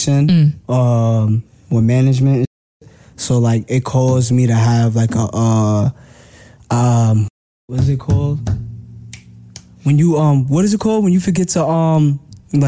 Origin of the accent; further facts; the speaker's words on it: New York City, New York, United States; my hood, because I love Brooklyn, East New York all day